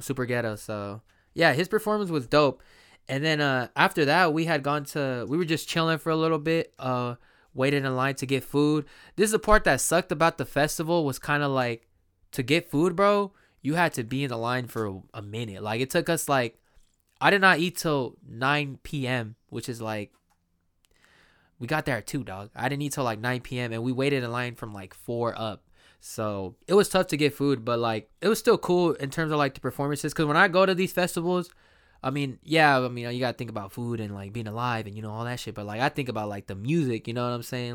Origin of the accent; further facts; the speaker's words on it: Sacramento, California, United States; here in my hometown, Sacramento, uh, Sacramento, California